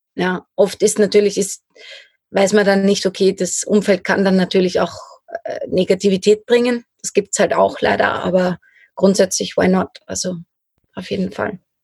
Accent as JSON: {"language": "German", "region": "Lower Austria", "country": "Austria", "also_born_or_lived": "Styria", "moved": "yes", "said": "ich komme aus Niederösterreich ursprünglich"}